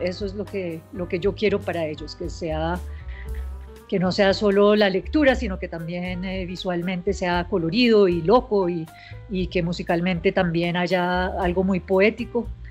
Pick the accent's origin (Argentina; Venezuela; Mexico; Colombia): Colombia; born or raised there; also born or lived in United States